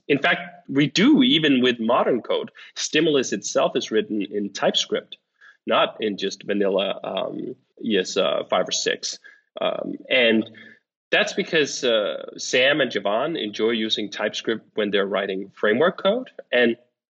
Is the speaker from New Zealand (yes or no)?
no; Copenhagen, Capital Region of Denmark, Denmark; moved away; I'm from Denmark, and in Copenhagen, we speak one dialect